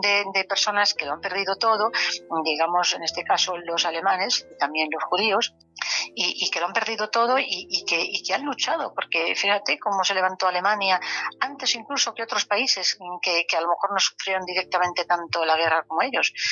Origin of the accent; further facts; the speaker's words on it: Galicia, Spain; como buena gallega